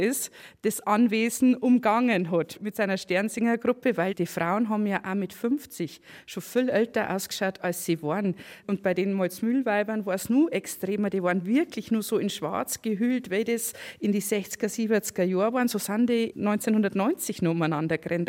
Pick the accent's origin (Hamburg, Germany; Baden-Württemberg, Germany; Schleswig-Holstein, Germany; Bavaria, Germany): Bavaria, Germany; Freudenberg; Ich bin auch Freinberger